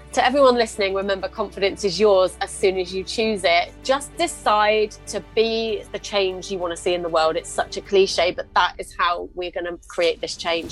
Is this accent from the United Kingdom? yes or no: yes; United Kingdom; I'm British